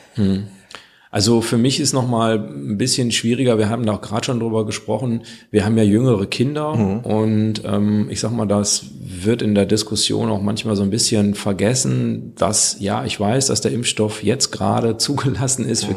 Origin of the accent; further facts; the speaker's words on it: Kreis Viersen, North Rhine-Westphalia, Germany; ich komme ja aus dem Kreis Viersen